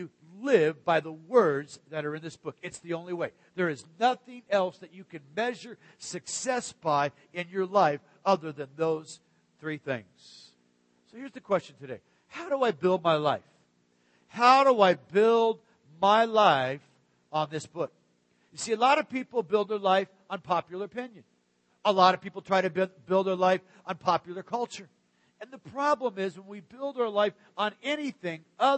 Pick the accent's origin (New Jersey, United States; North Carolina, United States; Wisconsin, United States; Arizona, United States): Arizona, United States; also born or lived in Pacific Northwest; now in Central Florida, United States; the kind of rock that I grew up with in Arizona or when we lived in the Great Northwest.